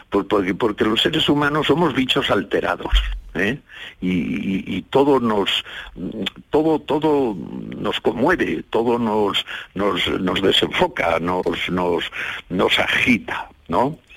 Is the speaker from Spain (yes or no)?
yes; Villablino, Castile and León, Spain; yo quiero mucho a mi pueblo, eh, al Valle de la Siana.